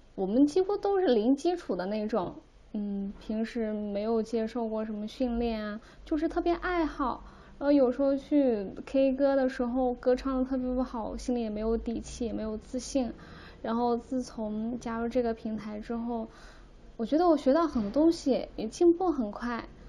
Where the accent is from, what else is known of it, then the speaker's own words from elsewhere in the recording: Urumqi, Xinjiang, China; 我来自新疆乌鲁木齐